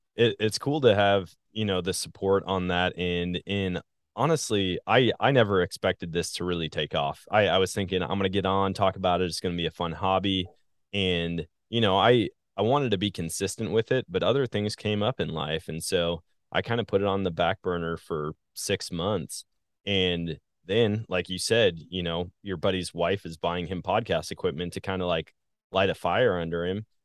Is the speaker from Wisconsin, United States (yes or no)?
yes; Wisconsin, United States; moved away as an adult; also born or lived in Missouri / Colorado; now in Southwest Missouri, United States; I live in Southwest Missouri, born and raised in Wisconsin